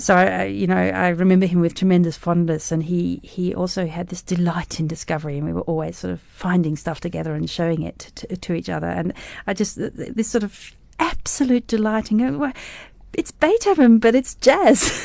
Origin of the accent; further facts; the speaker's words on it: Tasmania, Australia; moved away as an adult; also born or lived in Cape Town, South Africa / Germany; now in Berlin, Germany; I grew up as a South African in Australia